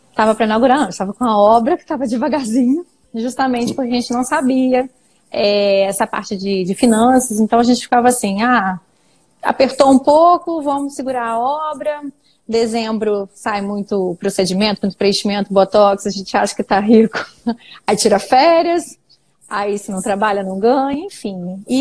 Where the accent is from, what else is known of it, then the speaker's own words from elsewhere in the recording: Niterói, Rio de Janeiro, Brazil; now in Cachoeiro de Itapemirim, Brazil; eu sou de Niterói, eu fiz UF, na Universidade Federal Fluminense